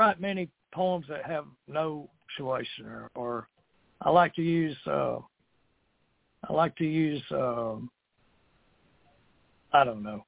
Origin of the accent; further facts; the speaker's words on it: Texas, United States; now in Beaumont, United States; down in my hometown here